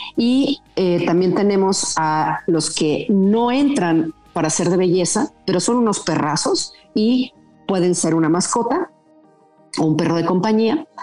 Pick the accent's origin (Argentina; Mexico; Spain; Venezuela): Mexico; un orgullo como mexicana